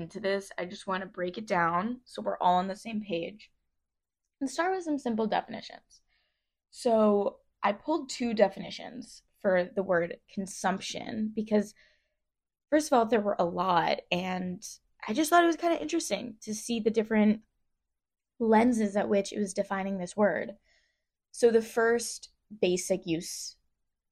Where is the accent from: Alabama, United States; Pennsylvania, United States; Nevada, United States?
Pennsylvania, United States; Philadelphia; I grew up in Philly.